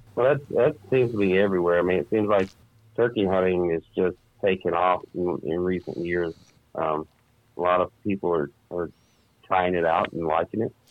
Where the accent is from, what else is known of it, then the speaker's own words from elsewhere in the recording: South Carolina, United States; moved away as an adult; now in Minnesota, United States; grew up and born and raised in South Carolina. Moved up here to Minnesota I do 12, 13 years ago.